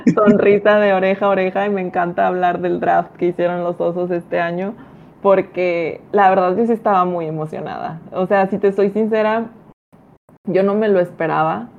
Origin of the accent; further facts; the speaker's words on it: Ciudad Victoria, Tamaulipas, Mexico; yo me dedico a los medios de comunicación acá de donde soy, de Ciudad Victoria, Tamaulipas